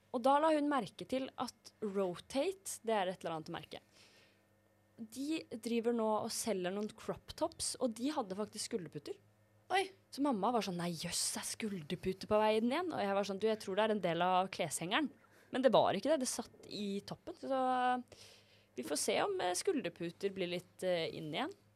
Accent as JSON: {"language": "Norwegian", "town": "Drøbak", "region": "Akershus", "country": "Norway", "moved": "yes", "said": "klesskapet mitt hjemme i Drøbak"}